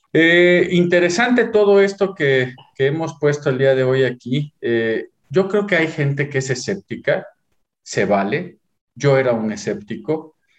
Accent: Mexico; nací en México

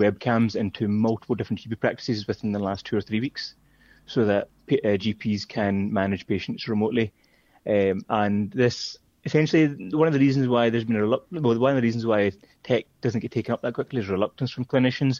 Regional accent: Glasgow, Scotland, United Kingdom; moved away as an adult; also born or lived in Aberdeen / Singapore; now in London, United Kingdom; born and brought up in Glasgow, studied in Aberdeen, came back to Glasgow

